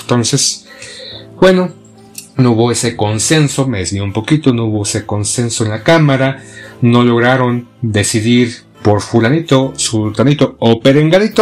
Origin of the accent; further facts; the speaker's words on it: Mexico; Somos mexicanos